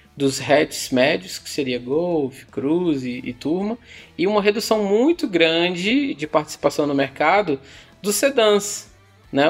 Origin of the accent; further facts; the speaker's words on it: Fortaleza, Ceará, Brazil; eu sou de Fortaleza